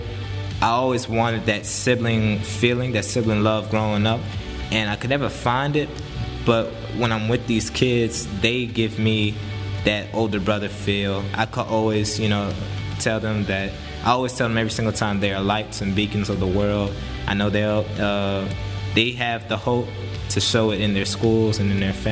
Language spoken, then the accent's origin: English; Jennings, Louisiana, United States; born and raised in Jennings, Louisiana